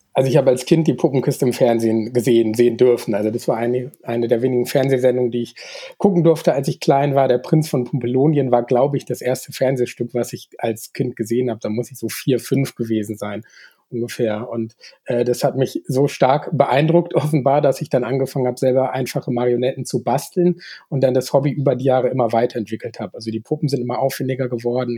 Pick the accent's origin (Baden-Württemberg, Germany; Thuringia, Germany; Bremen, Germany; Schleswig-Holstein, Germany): Bremen, Germany; moved away as an adult; now in Augsburg, Germany; ich komme ja aus der Nähe von Bremen ursprünglich und bin da zur Schule gegangen